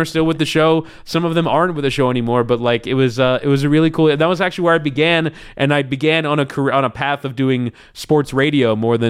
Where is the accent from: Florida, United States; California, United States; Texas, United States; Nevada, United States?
Florida, United States; Yeah, I was into the Miami Dolphins. That was kind of like my first sports love. I was like 7 years old